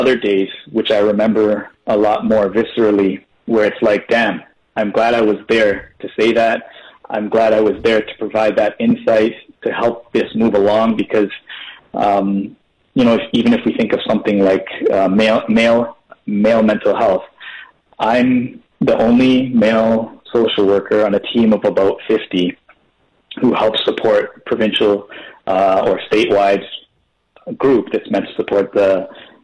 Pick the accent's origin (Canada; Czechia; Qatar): Canada; Toronto, Ontario; Born, raised, educated, still living, playing in Scarborough.